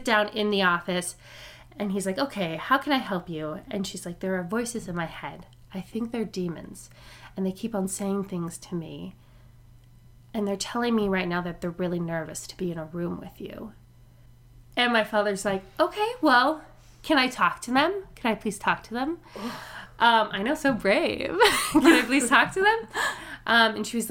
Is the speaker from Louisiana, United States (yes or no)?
yes; New Orleans, Louisiana, United States; I grew up in New Orleans. I was born in New Orleans